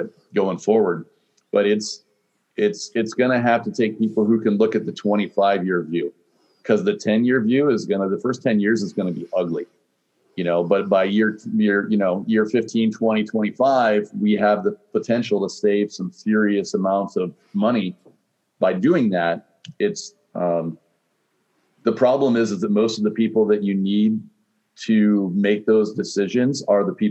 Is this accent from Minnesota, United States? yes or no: no; Kankakee, Illinois, United States; now in Bloomington-Normal, United States; I grew up in Kankakee